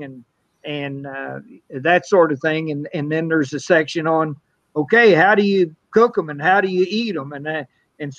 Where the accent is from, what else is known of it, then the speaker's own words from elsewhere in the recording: Bootheel, Missouri, United States; I'm from the Boot Hill. Everything we eat's fried